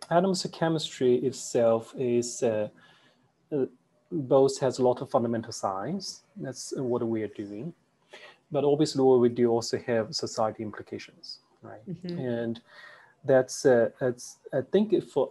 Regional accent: China; moved away as an adult; also born or lived in United States; I grew up in China

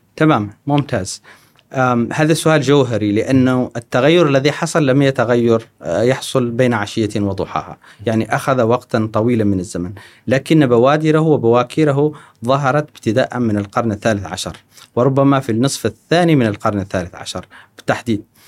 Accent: Mauritania; moved away as an adult; also born or lived in Trarza, Mauritania / Nouakchott, Mauritania / United States; now in Kuwait; أنا ولدت في الجنوب الموريتاني، آه، في تقريباً منطقة تريرزا. ثم بعد ذلك انتقلت إلى العاصمة من واكشوط. ثم بعد ذلك انتقلت إلى أمريكا.

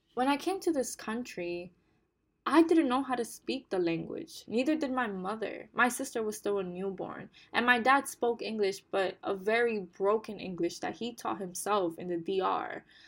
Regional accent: New York City, New York, United States; English is a second language; also born or lived in Bonao, Dominican Republic; Growing up in the Bronx, in one of the most disenfranchised, marginalized boroughs in New York City

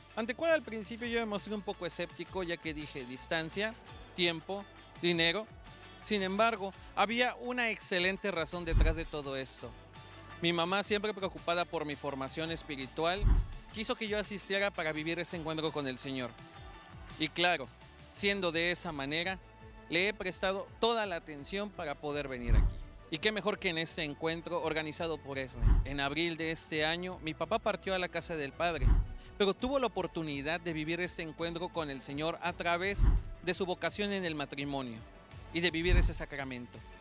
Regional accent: Mexico City, Mexico; vengo desde la Ciudad de México

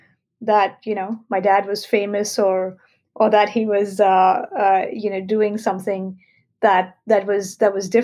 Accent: Mumbai, Maharashtra, India; I was born and raised in Mumbai

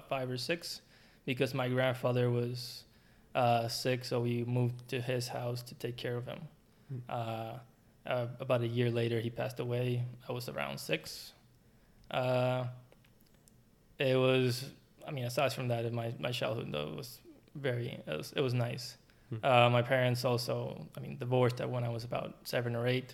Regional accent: Puerto Rico; moved away as an adult; now in United States; I was born, raised until I was 24, 25, and I moved to start my graduate studies.

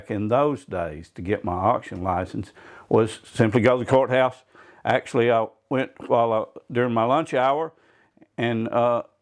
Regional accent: Clinton, Tennessee, United States; moved away as an adult; also born or lived in Oliver Springs, Tennessee / Corinth, Mississippi; I grew up around Clinton here, went to Clinton High School, graduated Clinton High School somehow. And uh, then immediately moved back to Mississippi, where I had a lot of relatives, northeast Mississippi, about 60 miles from Tupelo, a town called Corinth

